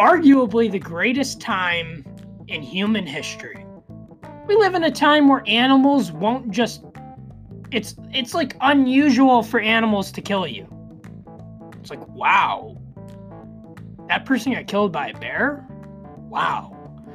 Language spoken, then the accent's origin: English; United States